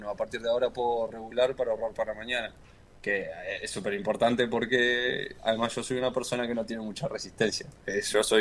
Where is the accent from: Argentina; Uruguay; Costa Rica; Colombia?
Uruguay; Montevideo; De Montevideo, ahí.